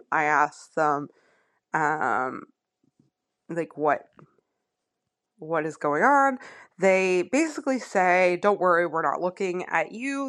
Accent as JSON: {"language": "English", "town": "Moncton", "region": "New Brunswick", "country": "Canada", "said": "I'm from Moncton, New Brunswick."}